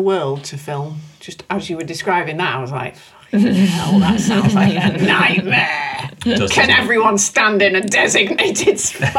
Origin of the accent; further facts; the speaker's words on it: England, United Kingdom; I'm from England.